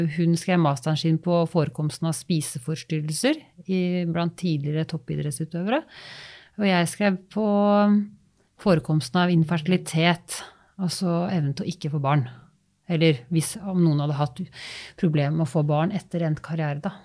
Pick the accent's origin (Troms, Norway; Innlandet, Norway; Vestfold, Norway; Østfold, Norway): Vestfold, Norway; Holmestrand; moved away as an adult; also born or lived in Larvik / Oslo; hjemme i Holmestrand